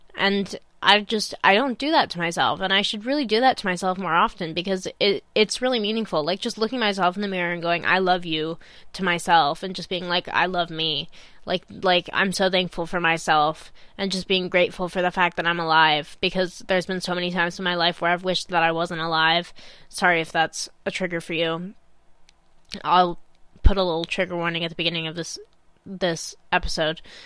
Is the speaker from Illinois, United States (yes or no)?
yes; Illinois, United States; moved away as an adult; now in Manchester, United Kingdom; some life back in my hometown, in Illinois